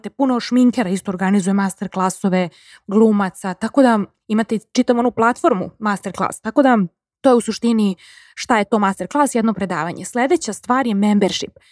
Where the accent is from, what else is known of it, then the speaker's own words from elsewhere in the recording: Serbia; kod nas u Srbiji